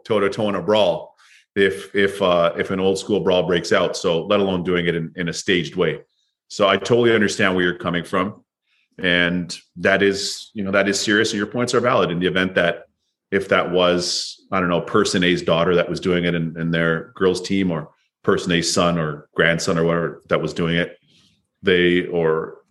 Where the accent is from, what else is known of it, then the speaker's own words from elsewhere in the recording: Toronto, Ontario, Canada; growing up in Toronto, the Toronto Red Wings at one point